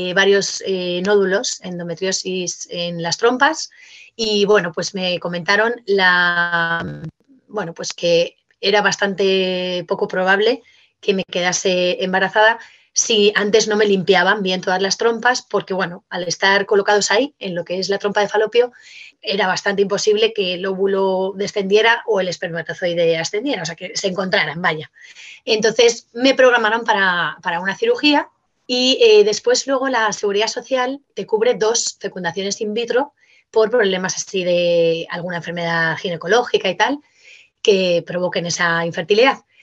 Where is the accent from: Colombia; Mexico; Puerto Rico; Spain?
Spain; Madrid, Community of Madrid; nosotros somos de Madrid